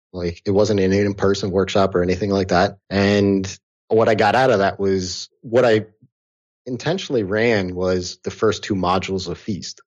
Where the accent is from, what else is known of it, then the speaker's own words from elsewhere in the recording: outside of New York, United States; I grew up here in outside of New York. I've lived in New York City